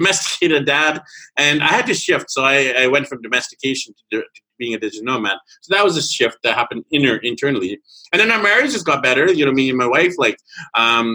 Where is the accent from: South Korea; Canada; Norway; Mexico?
Canada; So I was born and raised in Canada